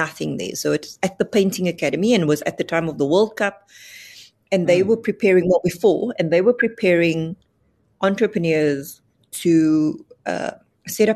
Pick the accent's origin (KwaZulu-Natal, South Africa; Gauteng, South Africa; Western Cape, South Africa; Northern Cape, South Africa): Western Cape, South Africa; Cape Town; I come from the Cape Flats.